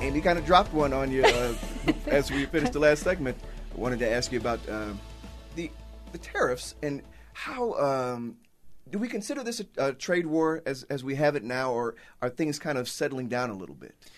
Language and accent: English; Chicago, Illinois, United States; now in Utah, United States; I'm from Chicago